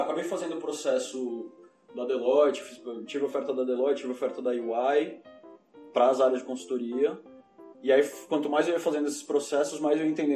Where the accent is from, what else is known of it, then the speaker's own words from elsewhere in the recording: São Paulo, Brazil; moved away as an adult; now in Madrid, Spain; Eu nasci em São Paulo, nasci e cresci em São Paulo